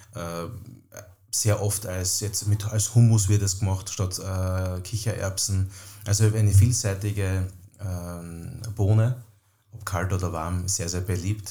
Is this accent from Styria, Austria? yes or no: yes; Styrian wine country, Austria; bis zum Weinland, wo ich herkomme